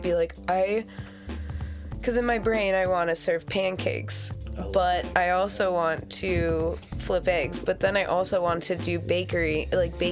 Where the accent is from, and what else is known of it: Montana, United States; born or raised there; moved away